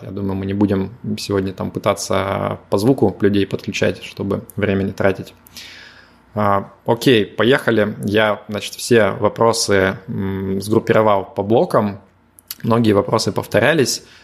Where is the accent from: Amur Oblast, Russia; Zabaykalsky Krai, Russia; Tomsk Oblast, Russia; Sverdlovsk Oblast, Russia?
Sverdlovsk Oblast, Russia; Yekaterinburg; also born or lived in Moscow; now in Limassol, Cyprus; Екатеринбурга, откуда я родом